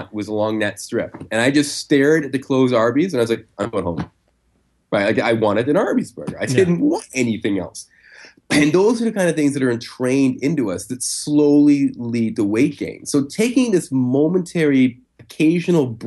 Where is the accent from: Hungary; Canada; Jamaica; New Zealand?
Canada; I'm Canadian